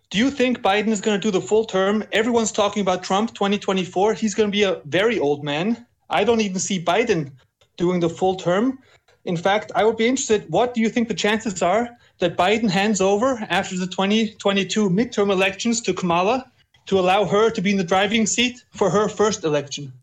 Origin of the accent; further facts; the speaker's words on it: Austria; I'm from Austria